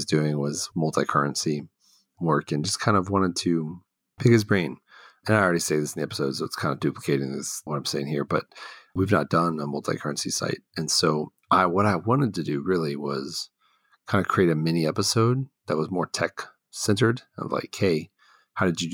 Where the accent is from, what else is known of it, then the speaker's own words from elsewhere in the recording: Houston, Texas, United States; also born or lived in Dallas suburb, Texas; I grew up in Houston primarily until like high school. Then I went to suburb of Dallas